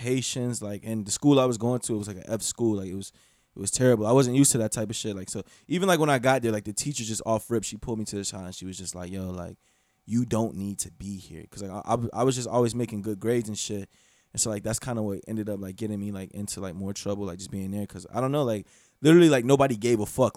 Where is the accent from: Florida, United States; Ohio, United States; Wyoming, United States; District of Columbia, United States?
Florida, United States; Gainesville; also born or lived in Bartow, Florida / Kissimmee, Florida; I grew up in Gainesville